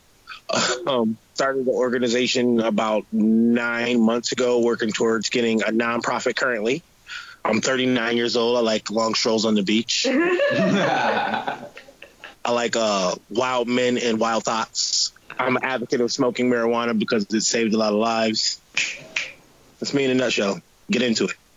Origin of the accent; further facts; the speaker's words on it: Asheville, North Carolina, United States; now in Rochester, United States; We lived in North Carolina. I'm from Asheville, North Carolina, gayest place on earth